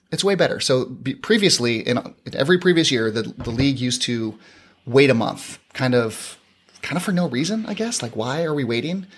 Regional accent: San Diego, California, United States; I'm from San Diego, born and raised

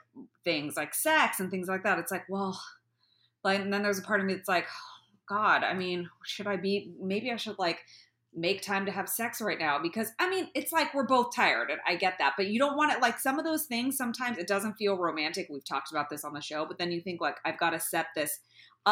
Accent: the Bay Area, California, United States; moved away; I'm from the Bay Area

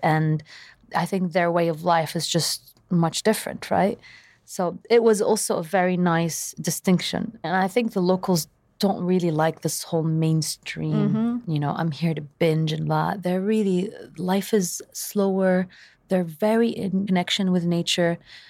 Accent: Saudi Arabia; I really believe that growing up in Saudi Arabia gave me a different perspective than the average Lebanese person maybe being raised in Lebanon.

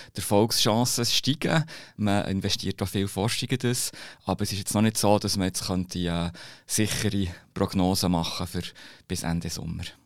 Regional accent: Bern, Switzerland; ich bin Berner

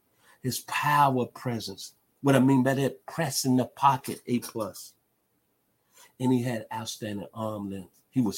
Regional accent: Memphis, Tennessee, United States; now in South Georgia, United States

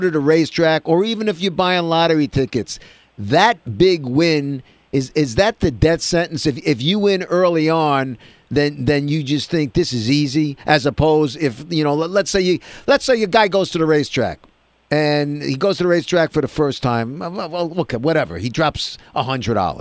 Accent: New York City, New York, United States; we were kids growing up in Brooklyn.

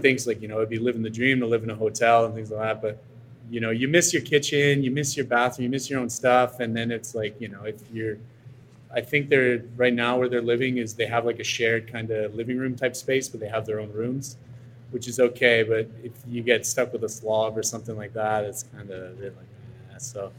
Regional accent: Quebec, Canada; And I'm from Quebec. So I'm from the neighboring province of Ontario, and I'm technically French Canadian, even though I'm not.

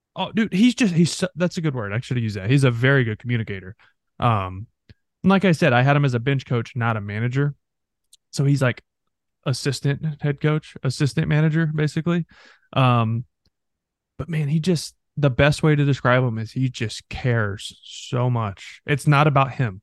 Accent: North Texas, United States; moved away; North Texas, where I'm from

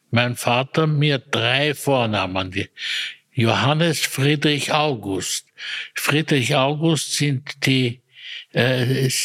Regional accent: Maria Enzersdorf, Lower Austria, Austria; Ich bin aufgewachsen zunächst in Maria Enzersdorf

